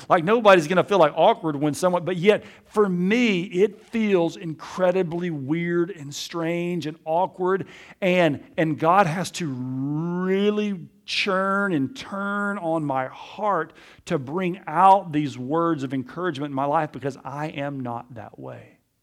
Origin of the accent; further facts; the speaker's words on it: Alabama, United States; I was raised in Alabama in the Bible Belt